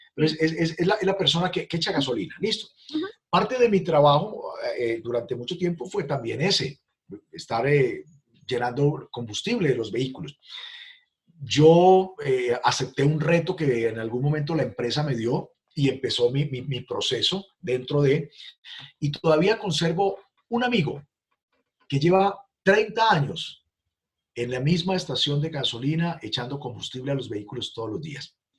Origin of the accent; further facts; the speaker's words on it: Armero, Tolima, Colombia; now in Cali, Colombia; Yo nací en una ciudad llamada Armero, Tolima, ciudad que desapareció por la erupción de un volcán.